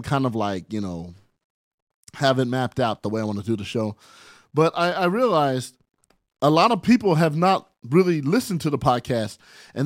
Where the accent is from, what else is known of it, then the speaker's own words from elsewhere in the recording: San Bernardino, California, United States; also born or lived in Barstow, California; I am from San Bernardino, California, by way of Barstow, California